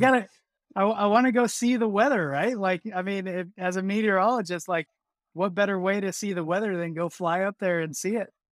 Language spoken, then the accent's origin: English; Texas, United States; moved away; I grew up in Texas, right? So tornado country